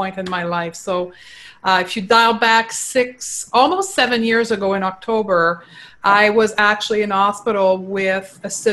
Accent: Quebec, Canada; accent: French; first language French; English is a second language; So I am from Quebec. I was raised in Quebec and I actually only started to speak English at the age of 22

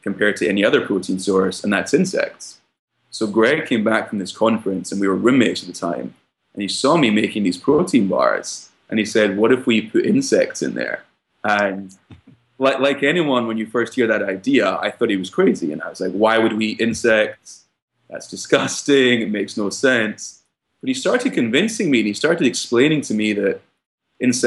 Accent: Scotland, United Kingdom; moved away as an adult; now in United States; My background is I grew up in Scotland and I came to the US around 5 years ago to study at Brown University

